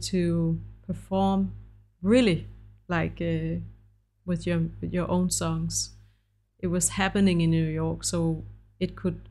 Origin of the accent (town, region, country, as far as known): Denmark; English is a second language; also born or lived in United States